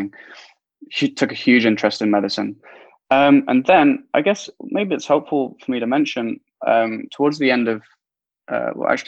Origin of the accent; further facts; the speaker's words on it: Derby, East Midlands, United Kingdom; I'm a Midlands boy. I grew up in the East Midlands in Derby, not far from Nottingham. A small town called Spondon